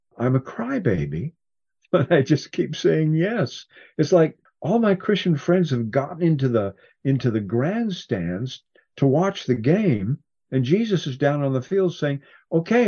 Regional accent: Cascade Mountains, Washington, United States; I grew up in the Cascade Mountains in Washington

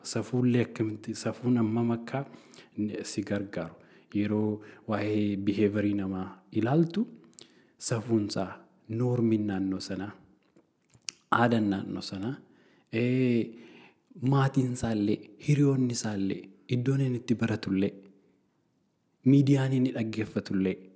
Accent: Oromo people, Oromia, Ethiopia; moved away as an adult; Ani gaafan of laalu waa'een barnoota kootii fi innaan uummatan keessatti guddadhe laalu. Uummanni Oromoo baay'ee

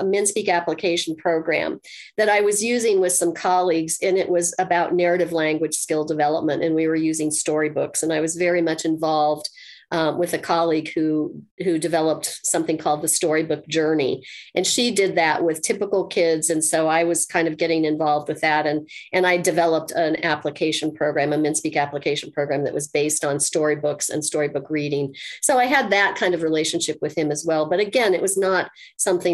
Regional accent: Colorado, United States; I'm from Colorado.

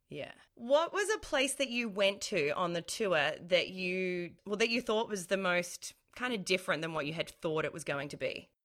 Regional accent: Melbourne, Victoria, Australia; I'm from Melbourne

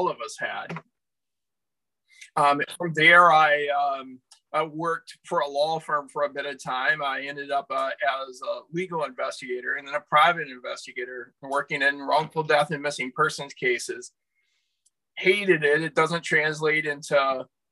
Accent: South Carolina, United States; moved away as an adult; now in Canada; I grew up in the Bible Belt in South Carolina

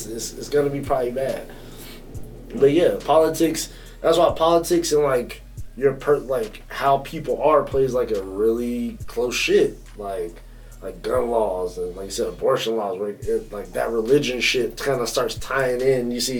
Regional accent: North Carolina, United States; I'm from North Carolina around real racists

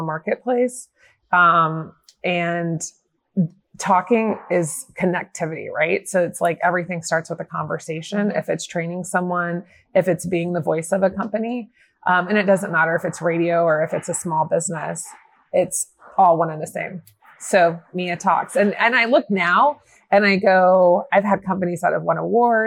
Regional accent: Atlanta, Georgia, United States; also born or lived in Arizona; I'm from Atlanta, and I started in radio kind of like college in Arizona. And then I came back to Atlanta

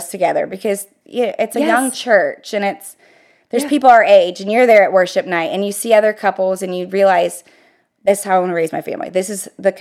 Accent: Ohio, United States; moved away as an adult; now in Florida, United States; I'm from Ohio. All my family's in Ohio

